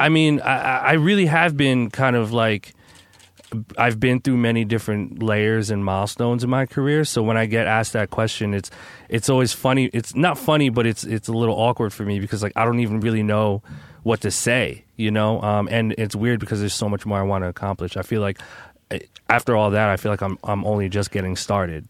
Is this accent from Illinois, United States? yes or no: no; New Jersey, United States; I'm from Jersey